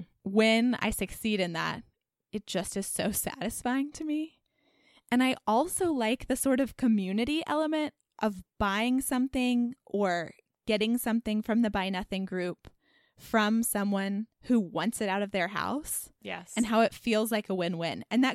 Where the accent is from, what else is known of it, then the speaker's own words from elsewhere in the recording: Dallas, Texas, United States; now in Carrboro, United States; growing up in Dallas